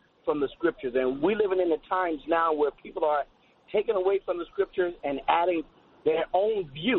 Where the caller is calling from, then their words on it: Middletown, New York, United States; We're from Middletown, New York